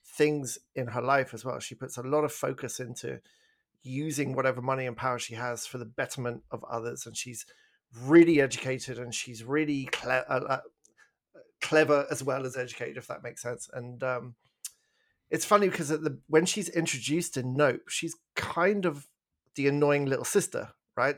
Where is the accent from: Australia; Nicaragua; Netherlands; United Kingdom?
United Kingdom; England; moved away as an adult; now in Canada